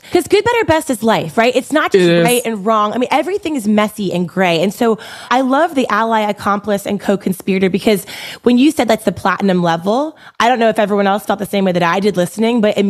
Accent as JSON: {"language": "English", "town": "Baltimore", "region": "Maryland", "country": "United States", "tie": "born or raised there", "said": "I grew up in Baltimore and I went to an all-girls Catholic high school"}